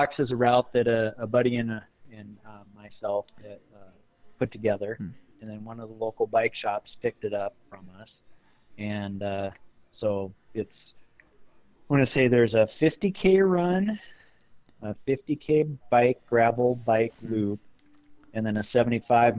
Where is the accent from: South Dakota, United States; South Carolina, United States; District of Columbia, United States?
South Dakota, United States; Rapid City; I grew up in Rapid City, and I ran cross country